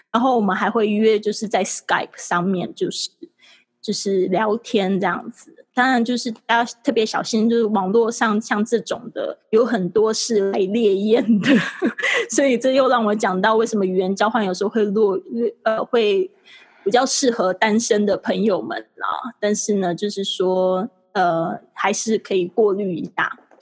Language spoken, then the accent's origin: Chinese; Kaohsiung, Taiwan; moved away as an adult; also born or lived in Shanghai; 我就是土生土长地在台湾高雄长大，那我就是学习的时候也是在高雄上补习班